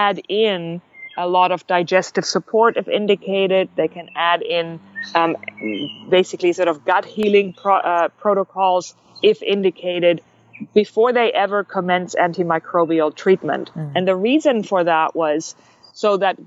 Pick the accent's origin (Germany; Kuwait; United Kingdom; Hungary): Germany; moved away; I am actually German. If you can't pinpoint my accent, I'm actually from Germany.